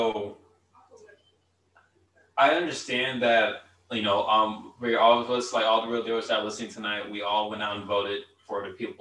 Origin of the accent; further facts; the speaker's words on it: United States; as an American